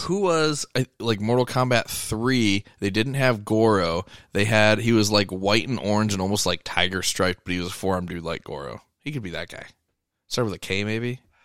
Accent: Monticello, United States; I went to high school in Monticello

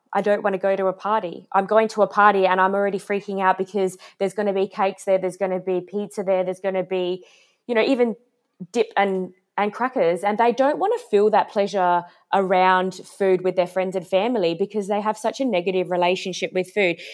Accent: Adelaide, South Australia, Australia; I'm from Adelaide

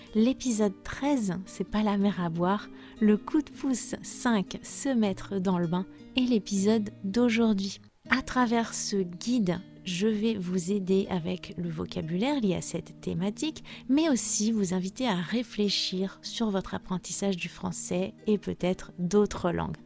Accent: France; je suis française

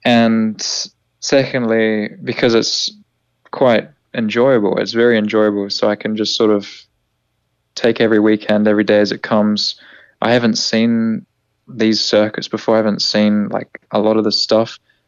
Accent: New Zealand; Kiwi as well, which actually, it's always nice to hear a familiar accent inside the team, despite my accent being all over the shop.

